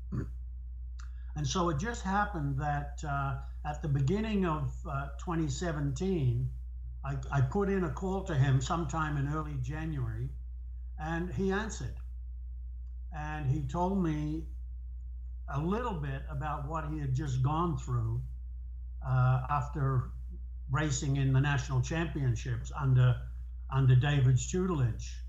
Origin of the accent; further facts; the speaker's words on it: New Zealand; moved away as an adult; we're both from New Zealand